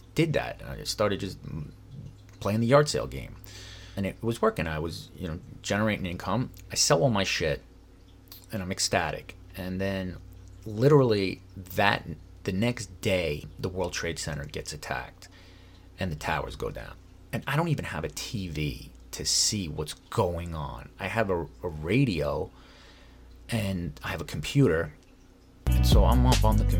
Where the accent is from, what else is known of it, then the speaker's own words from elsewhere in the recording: New York, United States; now in Los Angeles, United States; I'm from New York